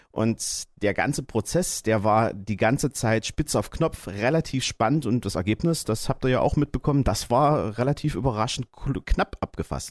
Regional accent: Saxony-Anhalt, Germany; bei uns in Sachsen-Anhalt

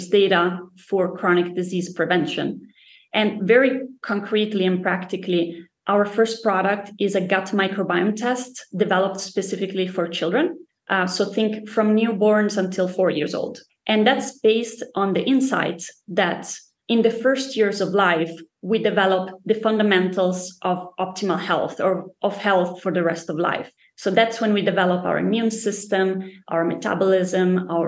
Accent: Italy; also born or lived in Spain / United States / Denmark; now in Stockholm, Sweden; I'm originally from Italy, from a very small town.

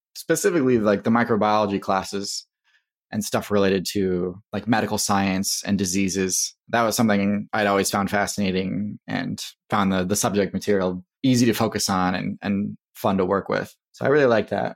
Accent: Wisconsin, United States; also born or lived in Durham, North Carolina / Texas; We moved to Wisconsin, and that is where I end up growing up

